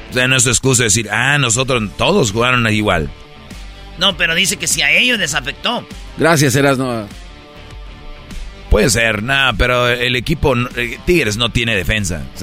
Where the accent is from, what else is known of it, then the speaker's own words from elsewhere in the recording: Monterrey, Nuevo León, Mexico; como buen regio